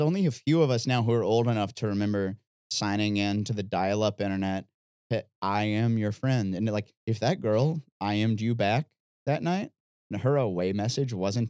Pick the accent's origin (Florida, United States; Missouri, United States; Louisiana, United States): Missouri, United States; Missouri boy.